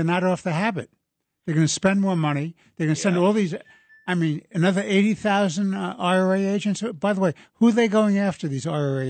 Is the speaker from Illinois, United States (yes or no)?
no; New York, United States; I'm a New Yorker